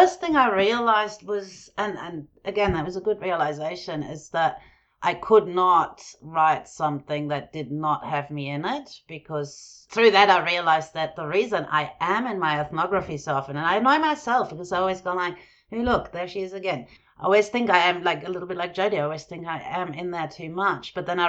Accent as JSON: {"language": "English", "country": "Germany", "tie": "born or raised there", "also_born_or_lived": "Jordan", "said": "growing up in Germany and Jordan."}